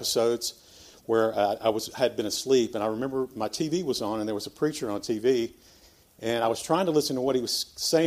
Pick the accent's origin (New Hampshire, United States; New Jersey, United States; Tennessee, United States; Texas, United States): Tennessee, United States; Memphis; I was born here in Memphis, Christian parents